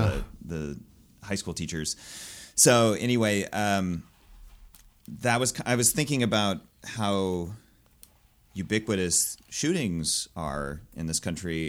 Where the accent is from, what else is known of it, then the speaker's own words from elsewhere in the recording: Gladstone, Missouri, United States; But yeah, I grew up in and around Kansas City, mostly in a suburb called Gladstone, which, yeah, it's a place in the world.